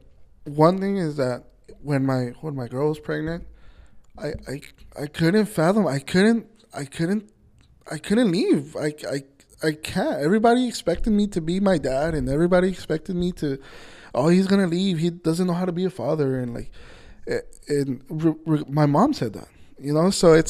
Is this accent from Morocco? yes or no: no; Nayarit, Mexico; I'm from Nayarit. That's where my, shout out Nayarit, shout out Coras. that's where my mom and my parents are from.